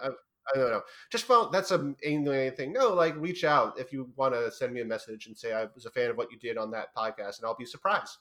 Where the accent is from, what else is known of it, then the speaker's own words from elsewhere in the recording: New York, United States; I am from New York